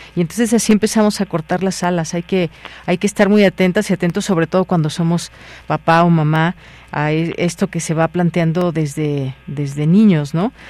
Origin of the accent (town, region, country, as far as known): Mexico